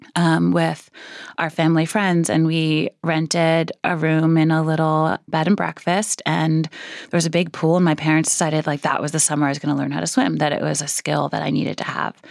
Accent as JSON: {"language": "English", "town": "New York City", "region": "New York", "country": "United States", "tie": "born or raised there", "said": "I grew up in Brooklyn, a few blocks from where we're sitting now"}